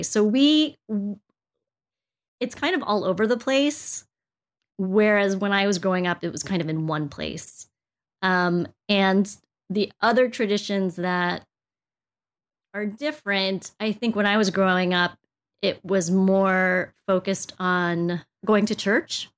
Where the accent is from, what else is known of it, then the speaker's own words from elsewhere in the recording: United States; I was born here in the States